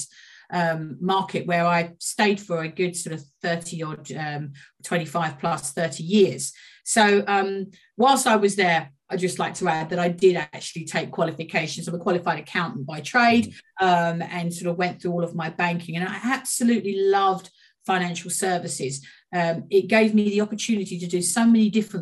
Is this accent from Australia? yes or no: no; Walthamstow, London, United Kingdom; I grew up in Walthamstow